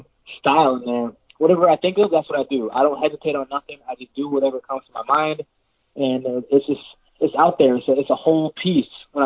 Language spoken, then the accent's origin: English; Jamaica; I'm Jamaican